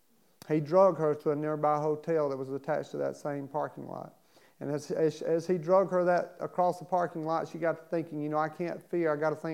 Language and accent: English; Baltimore, Maryland, United States; born there; I was born in Baltimore, Maryland. Both of my parents were alcoholics and drug abusers.